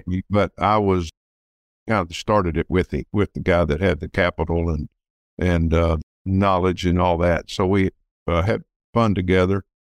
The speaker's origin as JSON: {"language": "English", "town": "Texas City", "region": "Texas", "country": "United States", "tie": "born or raised there", "said": "I grew up in Texas City, which is near Galveston, Texas, which is just south of Houston"}